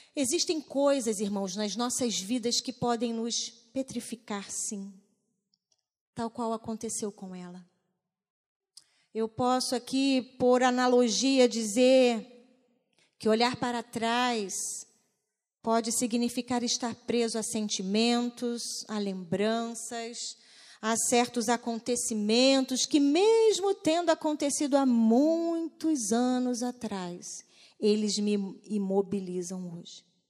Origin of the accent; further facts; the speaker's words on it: Barbacena, Minas Gerais, Brazil; Quando era criança pequena, lá em Barbacena